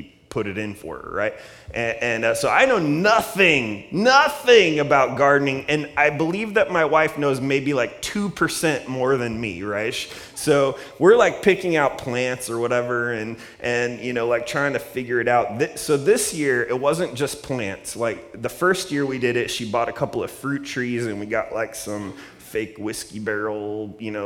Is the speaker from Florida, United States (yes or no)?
no; Columbus, Ohio, United States; now in Redlands, United States; I grew up in Columbus, Ohio